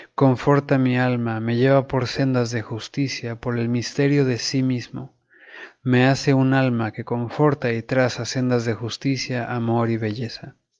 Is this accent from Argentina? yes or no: no; Mexico; como buenos católicos mexicanos